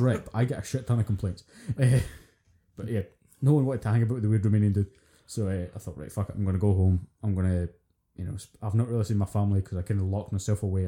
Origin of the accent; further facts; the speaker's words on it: Scotland, United Kingdom; being Scottish